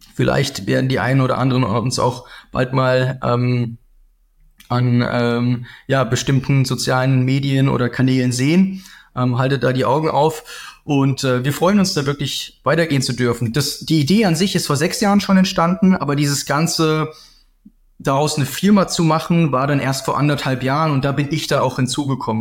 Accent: Southern Germany, Germany; Ich komme ganz aus dem Süden

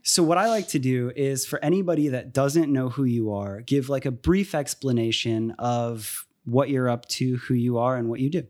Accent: Tampa, Florida, United States; also born or lived in Miami; I ended up moving to Tampa when I was, like, two

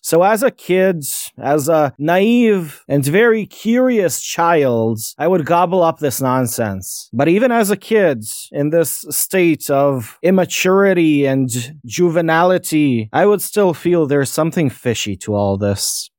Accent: Bosnia & Herzegovina; I'm a nobody from Bosnia

